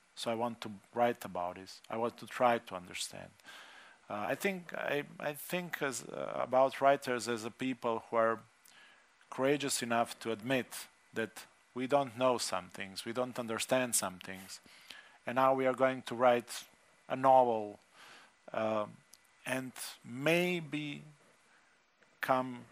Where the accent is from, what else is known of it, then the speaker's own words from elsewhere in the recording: Slovenia; my growing up in Slovenia, being non-Slovenian, being Čefur.